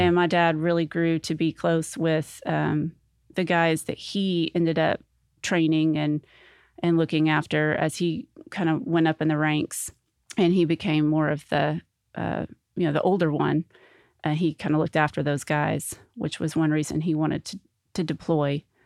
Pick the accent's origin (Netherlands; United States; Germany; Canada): United States; North Little Rock, Arkansas; also born or lived in Sherwood, Arkansas; I grew up in North Little Rock